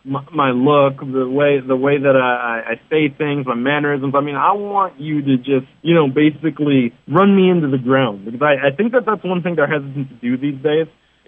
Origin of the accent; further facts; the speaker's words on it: New York City, New York, United States; now in Atlanta, United States; originally I'm from New York City. I currently reside in Atlanta.